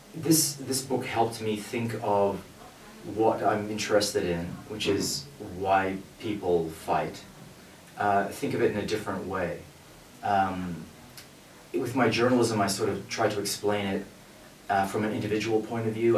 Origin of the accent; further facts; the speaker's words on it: Australia; I grew up in Australia, where the First World War figures very, um, in a big way